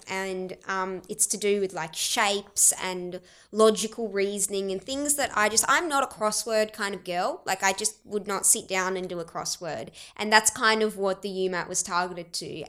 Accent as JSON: {"language": "English", "town": "Keith", "region": "South Australia", "country": "Australia", "tie": "born or raised there", "also_born_or_lived": "Adelaide", "accent": "Australian", "first_language": "Arabic", "moved": "yes", "said": "we were raised in Keith, the moment you stepped out, it was like, \"G'day, mate, how's it going?\" And so that's why I'm this person that's able to speak Arabic, but I have this Australian accent"}